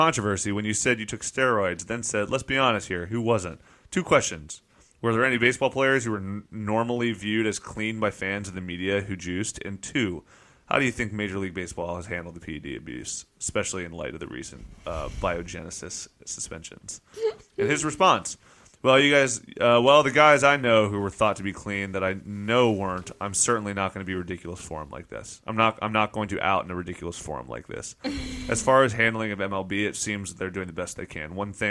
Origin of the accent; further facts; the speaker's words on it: Statesboro, Georgia, United States; born there; I was born in Bullets Country Hospital in Statesboro, Georgia in 1974.